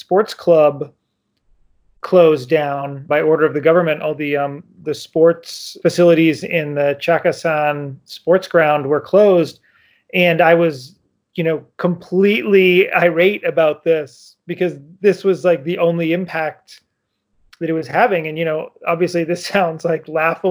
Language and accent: English; United States; also born or lived in Yangon, Myanmar; I'm American